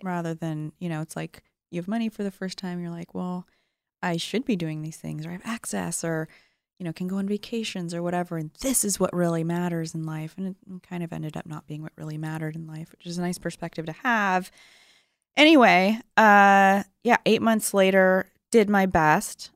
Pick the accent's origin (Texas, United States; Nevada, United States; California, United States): California, United States; Sacramento; also born or lived in San Diego, California; I was born in San Diego. I lived there till I was seven. And then I think that got really expensive and my grandparents were up in the Bay Area in Marin County, so we moved to Sacramento.